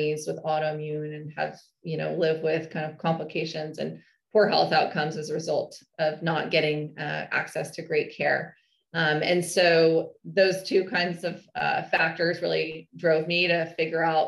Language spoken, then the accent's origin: English; Northern California, United States; I hail from Northern California